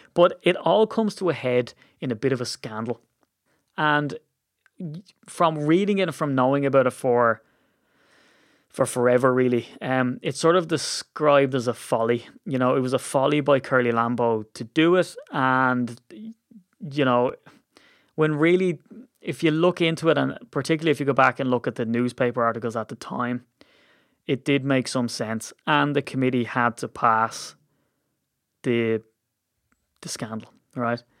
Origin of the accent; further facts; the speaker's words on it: Ireland; as an Irishman